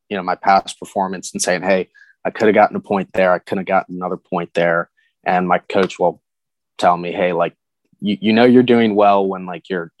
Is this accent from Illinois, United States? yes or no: no; Virginia, United States; I'm from Virginia